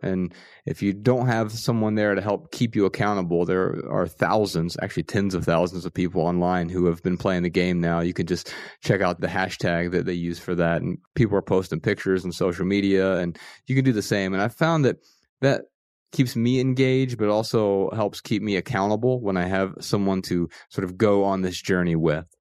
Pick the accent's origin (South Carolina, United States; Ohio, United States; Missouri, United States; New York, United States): Ohio, United States; Dayton; I grew up in Dayton, Ohio, Ryan and I both grew up in the same town and, and we grew up pretty poor